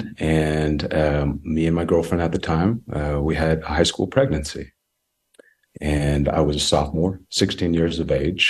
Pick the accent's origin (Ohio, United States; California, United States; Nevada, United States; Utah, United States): Utah, United States; Lehi; also born or lived in Samoa; I was born in Western Samoa, and adopted at a very young age by a beautiful Caucasian family. And I am the youngest of three other siblings. We all come from different nationalities and backgrounds. And our beautiful old family is Caucasian. And I grew up in a little small town called Lehi, Utah